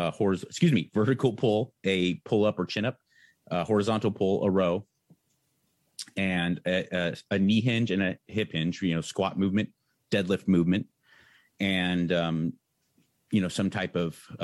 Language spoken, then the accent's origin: English; San Marino, California, United States; Went to Brignoli's Fitness in Pasadena, California, because I grew up in San Marino.